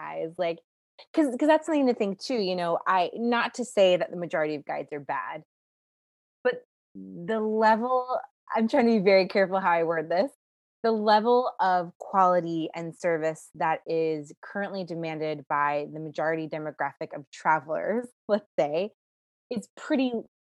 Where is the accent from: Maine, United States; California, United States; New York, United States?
New York, United States; New York City; I'm from New York City.